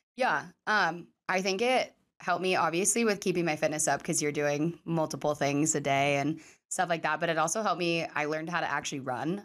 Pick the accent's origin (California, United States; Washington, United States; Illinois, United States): Washington, United States; Sumner; born or raised there